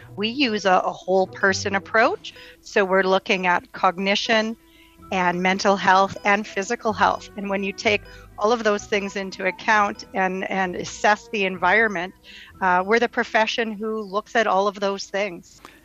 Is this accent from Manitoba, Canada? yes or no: yes; Winnipeg, Manitoba, Canada; born and raised in Winnipeg, where I have a private practice